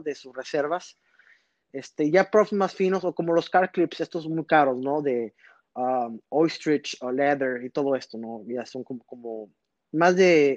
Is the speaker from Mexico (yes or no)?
yes; Reynosa, Tamaulipas, Mexico; also born or lived in McAllen, Texas; yo soy nacido en McAllen, Texas, pero yo crecí en Reynosa, Tamaulipas